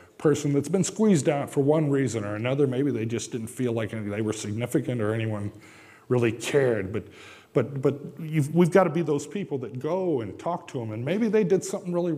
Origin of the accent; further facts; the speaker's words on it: Japan; moved away; Growing up in Japan